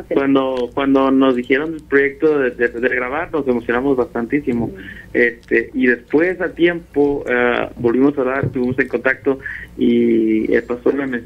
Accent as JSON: {"language": "Spanish", "region": "Texas", "country": "United States", "said": "Nosotros somos del estado de Texas, mm. somos del sur de Texas, somos casi casi con la frontera con México."}